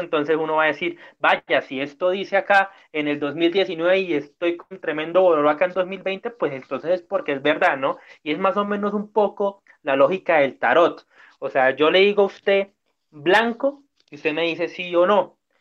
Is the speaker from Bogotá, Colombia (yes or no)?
no; Cúcuta, Norte de Santander, Colombia; somos cinco hijos de Cúcuta